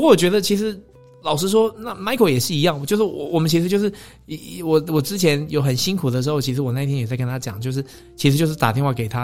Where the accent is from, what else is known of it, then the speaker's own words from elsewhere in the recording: Taiwan; 就是我我觉得我们台湾人真的是有的时候，我常常都会讲说，我觉得我们。不够看得起自己了，不够欣赏自己。